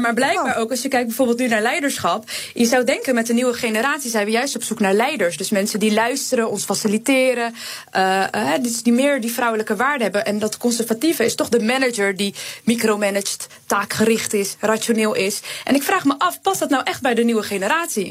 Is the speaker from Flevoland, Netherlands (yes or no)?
no; Rotterdam, South Holland, Netherlands; Ik kom ook uit Rotterdam.